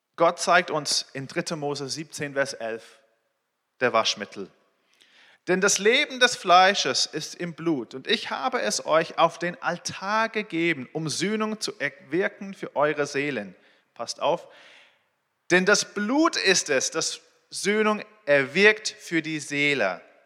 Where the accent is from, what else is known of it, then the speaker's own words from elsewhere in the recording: England, United Kingdom; German is a second language; moved away as an adult; also born or lived in Israel; now in Berlin, Germany; Ich bin in Israel geboren, in England aufgewachsen. Ich wohne hier mit meiner Familie, äh, in Berlin seit vier Jahren.